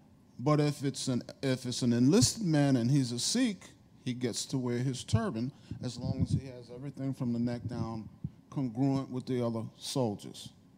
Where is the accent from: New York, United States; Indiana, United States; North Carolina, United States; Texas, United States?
New York, United States; I grew up in New York